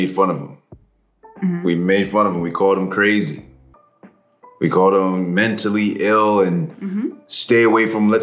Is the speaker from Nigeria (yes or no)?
no; Canada; I'm from Canada